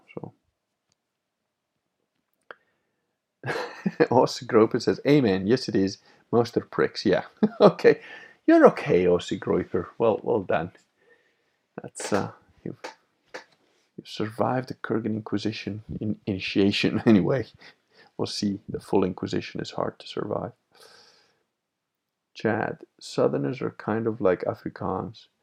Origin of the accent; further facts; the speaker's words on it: Venice, Veneto, Italy; I am Venetian